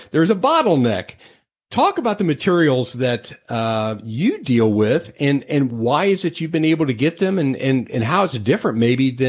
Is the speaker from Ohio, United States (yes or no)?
yes; Cincinnati, Ohio, United States; I came from the Cincinnati area